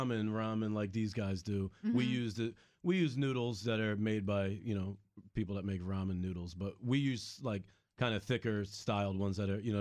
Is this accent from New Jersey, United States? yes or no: yes; Cape May County, New Jersey, United States; moved away; also born or lived in Philadelphia / California; I'm from Cape May County, New Jersey.